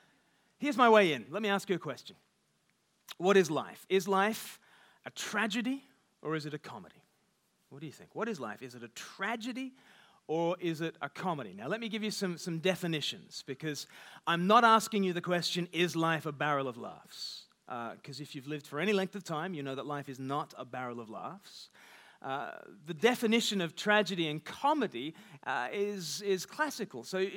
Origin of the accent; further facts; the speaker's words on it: Australia; accent: half Australian, half English; now in United Kingdom; But I grew up in Australia. I've lived half my life in the UK, give or take the odd deportation, but mainly.